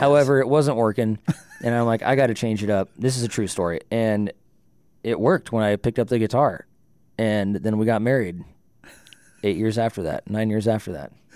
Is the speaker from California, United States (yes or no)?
yes; Livermore, California, United States; moved away as an adult; also born or lived in Jamestown, North Dakota / Fargo, North Dakota; born and raised in California until I was nineteen. and moved to North Dakota for college, Jamestown